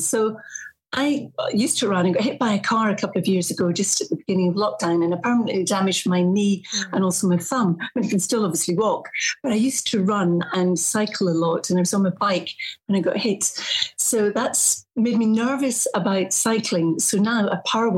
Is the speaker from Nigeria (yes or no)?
no; Morar, Northwest Highlands, Scotland, United Kingdom; moved away; I'm from a wee village called Moder, which is in the Highlands, the Northwest Highlands